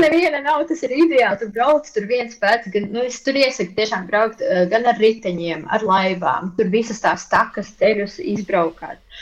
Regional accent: Latvia; now in Germany; es visu savu bērnību pavadīju Latvijā

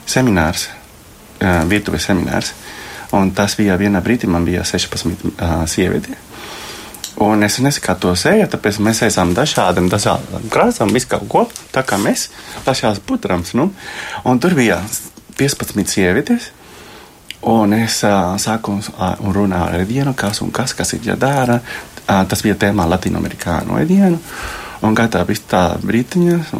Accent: Colombia; now in Latvia; Es esmu no Kolumbijas.

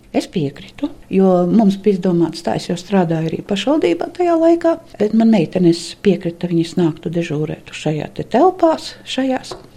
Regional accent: Ziemeri parish, Malēnija, Vidzeme, Latvia; accent: Malēnian; also born or lived in Riga; Ziemera pagasta krieviņu pusmuižā, un mūsu mājas par priedniekiem sauca. Tur es esmu dzimusi.

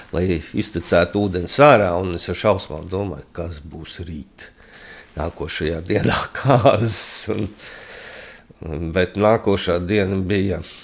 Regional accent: Latvia

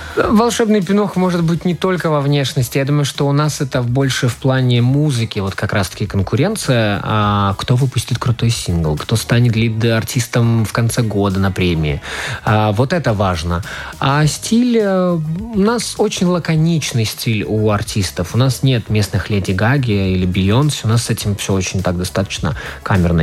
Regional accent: Latvia; also born or lived in Riga; когда я уже вырос и отправился в Ригу покорять столицу

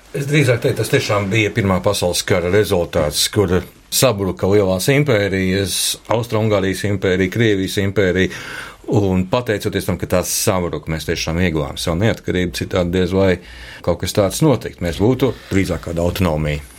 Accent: Latvia; kā latvietim

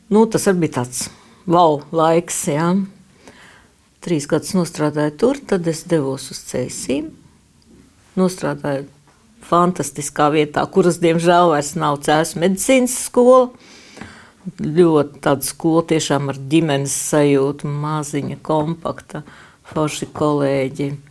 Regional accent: Sigulda, Vidzeme, Latvia; moved away as an adult; also born or lived in Cēsis; now in Daugavpils, Latvia; es esmu dzimusi Siguldā, pabeidzu Siguldas pirmo vidusskolu

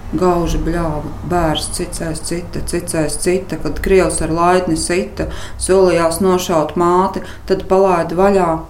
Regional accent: Latvia; moved away; also born or lived in Kuldīga / Liepāja; Stāsts ir par maniem laukiem, kurus pavadīju visu savu bērnību

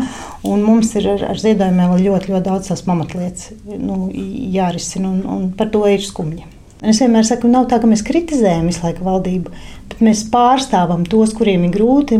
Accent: Latvia

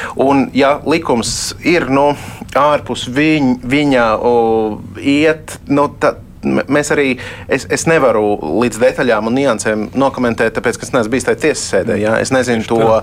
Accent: Latvia; Tādā mēs augām Latvijā 90. gados

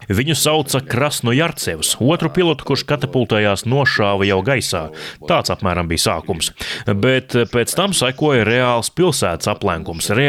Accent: Chernihiv, Chernihiv Oblast, Ukraine; Es pieteicos brīvprātīgajos, jo pats esmu no Černihivas, vis tālāk ziemeļos esošās Ukrainas lielās pilsētas.

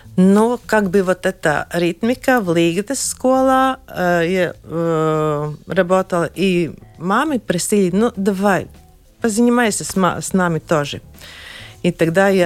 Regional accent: Sigulda, Latvia; я родилась в Сигулде и работала в Сигулде э, в детском саду, в котором я сама шла

